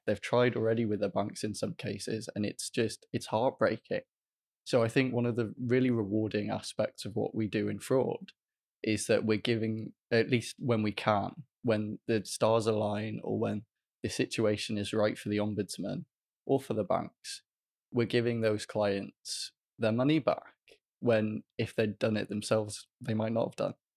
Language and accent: English; Welsh, Wales, United Kingdom; as a Welsh student